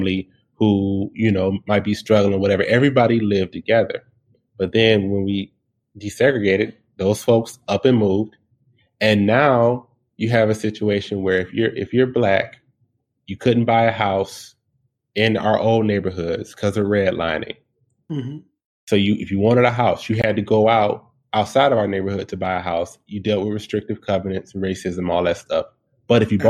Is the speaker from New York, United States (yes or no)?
no; Detroit, Michigan, United States; I was born and raised in Detroit